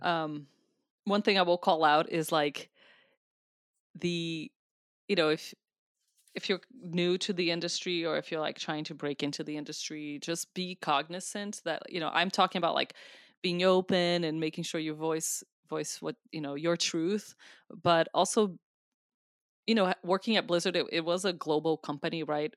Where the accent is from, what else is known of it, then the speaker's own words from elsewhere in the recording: Brazil; now in United States; I'm from Brazil. Uh, I am a U S citizen, but I was born in Brazil.